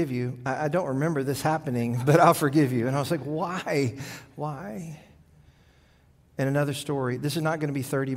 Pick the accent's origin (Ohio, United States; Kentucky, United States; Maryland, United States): Kentucky, United States; I grew up in Kentucky